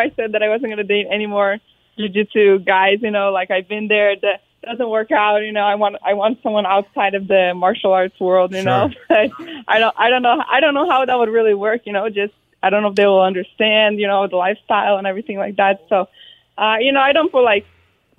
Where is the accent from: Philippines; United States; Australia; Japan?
United States; Arizona; I was born in Arizona